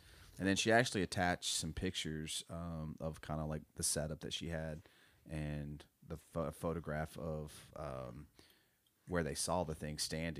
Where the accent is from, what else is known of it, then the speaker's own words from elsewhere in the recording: Florida, United States; I'm born and raised in South Florida, and I'm a member of the Miccosukee tribe.